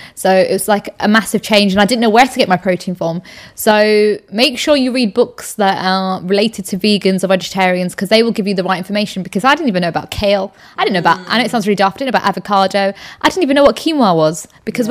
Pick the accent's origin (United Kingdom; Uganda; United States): United Kingdom; the north of England; moved away; I'm actually from up north